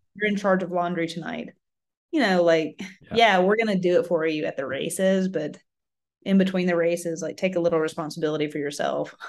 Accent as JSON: {"language": "English", "region": "Mississippi", "country": "United States", "tie": "born or raised there", "said": "I grew up in Mississippi"}